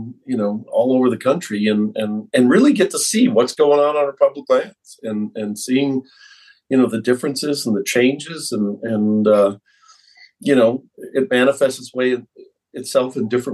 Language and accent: English; just west of Wisconsin, Midwest, United States; moved away as an adult; now in Colorado, United States; I'm from the Midwest, just to the west of where you grew up in Wisconsin. And I think our childhoods are similar. Grew up in the farmlands